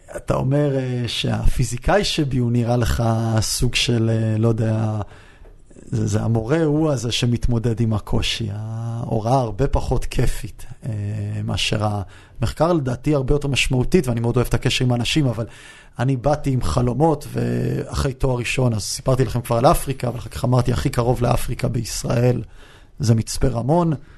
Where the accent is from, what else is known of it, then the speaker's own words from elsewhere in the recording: United States; also born or lived in Beersheba, Israel / Yeruham, Israel; now in Israel; גדלתי המון שנים בארצות הברית, אני יודע לדבר אנגלית טוב